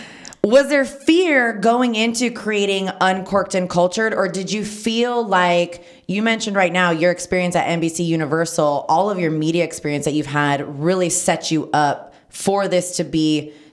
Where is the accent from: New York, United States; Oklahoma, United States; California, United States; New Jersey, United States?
California, United States; Napa; I'm born and raised in Napa